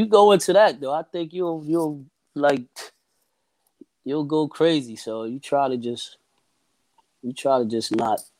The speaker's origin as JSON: {"language": "English", "town": "Camden", "region": "New Jersey", "country": "United States", "tie": "born or raised there", "said": "Oh man, it was rough. It's rough it's it's it's an environment that you know it breeds a certain type"}